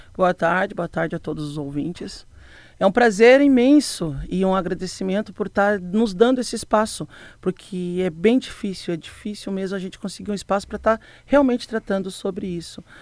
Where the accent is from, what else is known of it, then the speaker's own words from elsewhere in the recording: Rio Grande do Sul, Brazil; now in Rio do Sul, Brazil; Eu sou gaúcha, natural, não sou nem catarinense